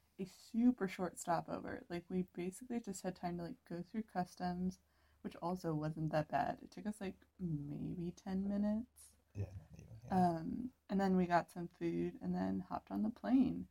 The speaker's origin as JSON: {"language": "English", "country": "United States", "said": "we're so American"}